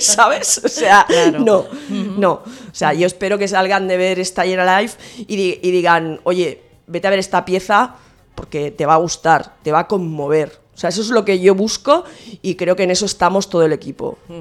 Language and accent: Spanish; Santa Coloma de Gramenet, Catalonia, Spain